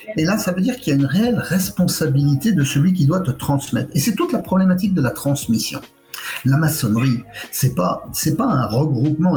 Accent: France; moved away; also born or lived in Quebec, Canada; c'est chez moi

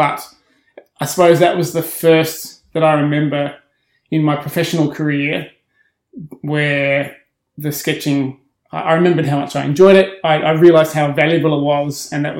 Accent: Adelaide, South Australia, Australia; moved away as an adult; now in Melbourne, Australia; I'm from Adelaide originally. Yeah. I moved to Melbourne over 20 years ago now, straight out of university.

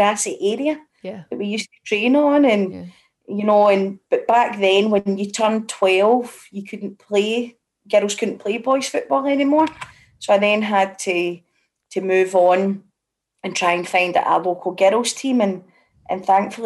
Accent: Glasgow, Scotland, United Kingdom; I'm from, born and bred in Parkhead

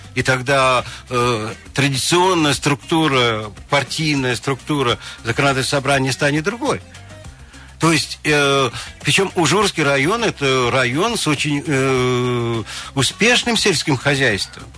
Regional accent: Kansky District, Krasnoyarsk Krai, Russia; Я сам из Канского района, я знаю сельскую психологию

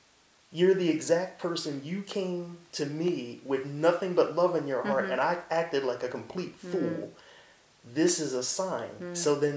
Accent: Philadelphia, Pennsylvania, United States; Growing up in North Philly, we went to Open Door Baptist Church

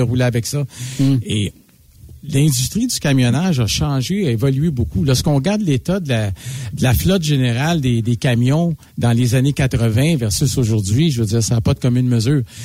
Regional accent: Montreal, Quebec, Canada; je suis natif de Montréal

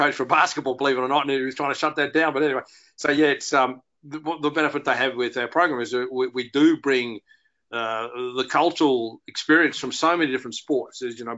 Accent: Australia; I've had the honour in Australia of being involved with so many of them, and as Australian sport is more appreciated around the world. We were once that little nation that no one really knew about

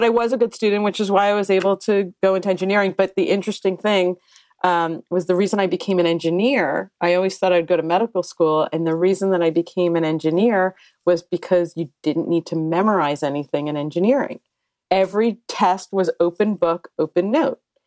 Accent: New Jersey, United States; moved away as an adult; also born or lived in Philadelphia, Pennsylvania / New York / Santa Monica, California; I grew up in New Jersey, went to college in Philadelphia at University of Pennsylvania

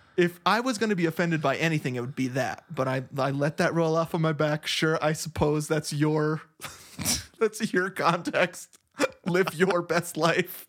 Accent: United States; I'm an American guy

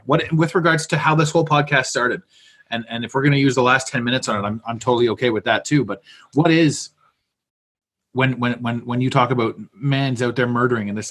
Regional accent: Canada; I was born here. I'm a Canadian

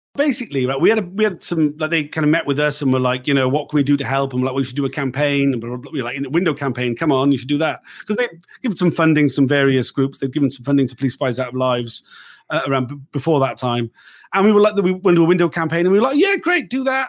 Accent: South Wales, United Kingdom; I'm from South Wales. I grew up in the eighties

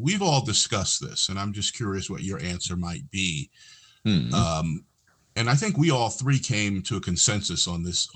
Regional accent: New York area, United States; growing up in the New York area

